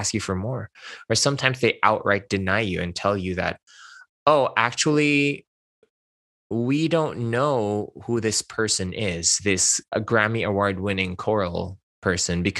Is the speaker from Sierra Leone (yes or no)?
no; Philippines; English is a second language; moved away as an adult; now in Los Angeles, United States; I spoke Hokkien, Mandarin, and Tagalog when I was growing up in the Philippines